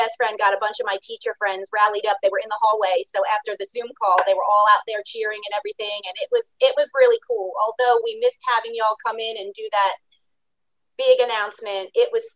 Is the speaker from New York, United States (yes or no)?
yes; Long Island, New York, United States; moved away as an adult; now in Georgia, United States; I grew up on Long Island.